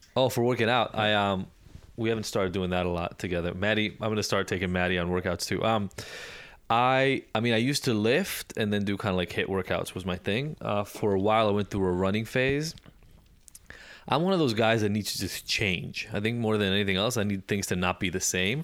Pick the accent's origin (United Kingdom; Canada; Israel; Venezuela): Israel; moved away; also born or lived in Chicago, United States; growing up in Israel